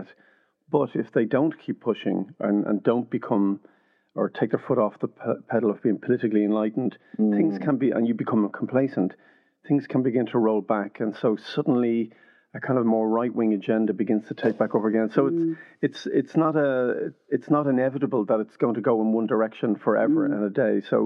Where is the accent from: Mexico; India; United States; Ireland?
Ireland; Dublin, Leinster; also born or lived in East London; now in London, United Kingdom; where we grew up in Finglas